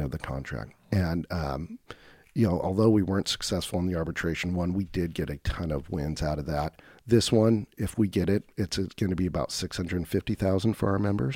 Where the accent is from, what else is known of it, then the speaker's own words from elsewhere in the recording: Woodburn, Oregon, United States; also born or lived in Portland, Oregon; I grew up in Woodburn, uh, nice. which is just north of Salem, Oregon